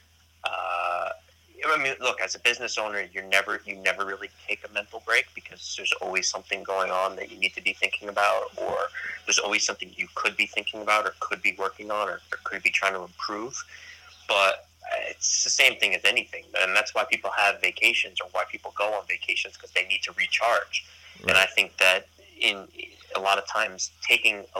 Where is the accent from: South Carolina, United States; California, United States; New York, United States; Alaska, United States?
New York, United States; being a New Yorker, but being a New Yorker, being an athlete